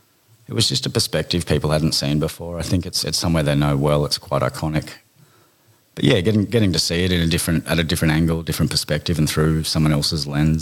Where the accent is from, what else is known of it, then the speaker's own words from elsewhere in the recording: Bundaberg, Queensland, Australia; born there; Birth. Born in Bundaberg. I'm still a rabid Queensland Maroons supporter.